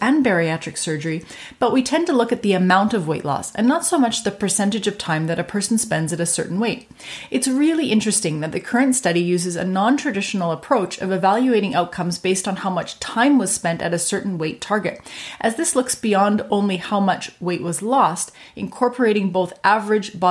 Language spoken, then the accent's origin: English; Canada; I'm a Canadian physician